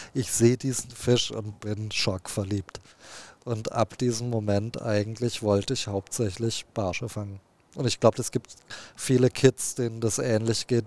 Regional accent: Heilbronn, Baden-Württemberg, Germany; ich bin ja in Baden-Württemberg am Neckar groß geworden, äh, in Heilbronn

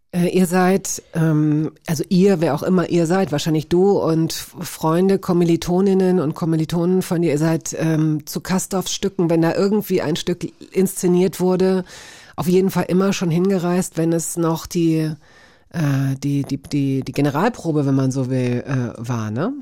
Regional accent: West Germany, Germany; als Wessi

